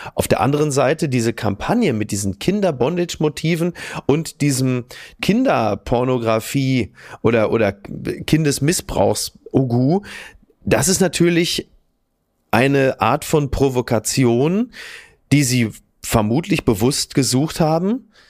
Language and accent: German; Castrop-Rauxel, North Rhine-Westphalia, Germany; ich komme ja aus Kassel Brauxel